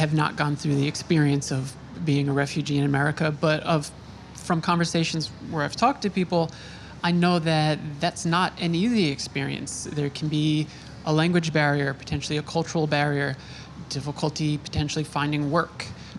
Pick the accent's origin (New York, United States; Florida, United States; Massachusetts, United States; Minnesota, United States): New York, United States; Long Island; I grew up on Long Island.